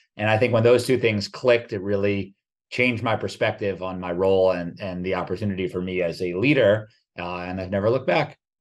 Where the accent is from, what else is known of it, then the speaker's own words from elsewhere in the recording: New Jersey, United States; also born or lived in New York City; born in New York City, grew up in New Jersey